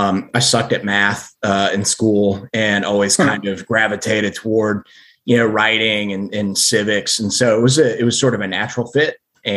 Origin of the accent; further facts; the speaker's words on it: Slidell, Louisiana, United States; also born or lived in Midwest; So I grew up in sort of in and around New Orleans. I was born in the Midwest. So I don't sound like I'm from New Orleans, but I spent the lion's share of my childhood in Slidell